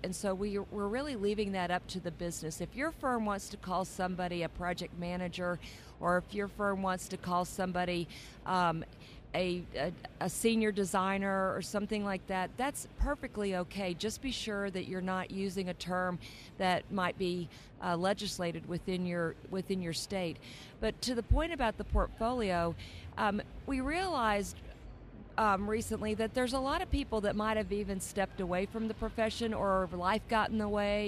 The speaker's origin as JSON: {"language": "English", "region": "Texas", "country": "United States", "tie": "born or raised there", "said": "I grew up in Texas"}